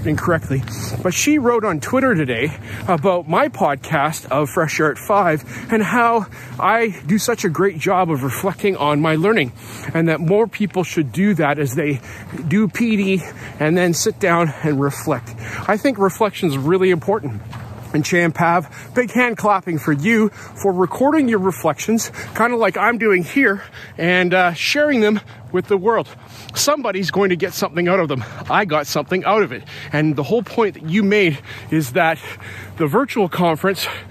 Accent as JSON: {"language": "English", "country": "Canada", "said": "I'm a Canadian. I'm here in British Columbia."}